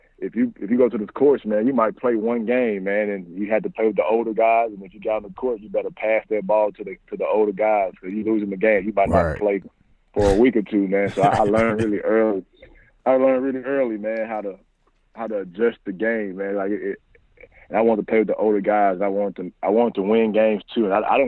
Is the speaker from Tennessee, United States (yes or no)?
yes; Memphis, Tennessee, United States; Man, to be honest, man, back in Memphis, man, if people ever recruited that area, lived in that area, been around basketball